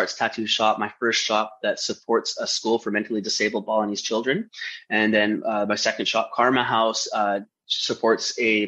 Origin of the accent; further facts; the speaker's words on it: Vancouver, British Columbia, Canada; I grew up in East Vancouver